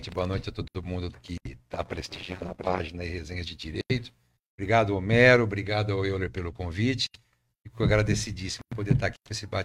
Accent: Bebedouro, São Paulo, Brazil; also born or lived in Jundiaí; Eu, eu, eu vim parar em Bebedouro, criança, sou de Jundiaí. Jundiaí. Nasci em Jundiaí, meus pais estavam em Bebedouro e estão aqui desde que eu sou pequeno.

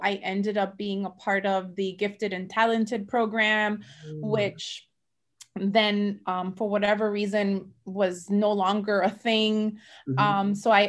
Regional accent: Mayagüez, Puerto Rico; So I'm from La Isla del Encanto. I'm from Puerto Rico. I was born in Mayagüez, Puerto Rico.

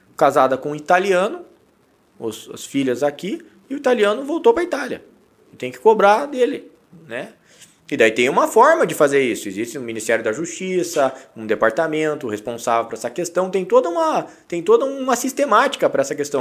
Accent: Brazil; nós temos que, que saber lidar com a nossa cultura enquanto brasileiros

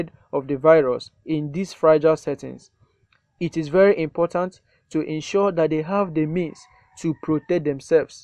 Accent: Lagos, Nigeria; I am from Lagos, Nigeria.

